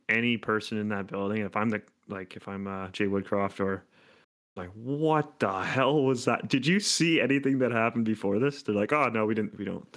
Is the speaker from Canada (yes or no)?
yes; Hamilton, Ontario, Canada; it's in literally my hometown.